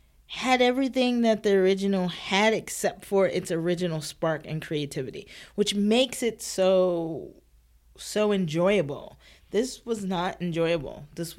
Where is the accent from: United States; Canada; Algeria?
United States; while I'm American